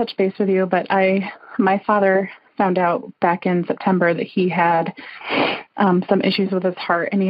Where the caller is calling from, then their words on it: Cooperstown, New York, United States; I'm calling from Cooperstown in upstate New York.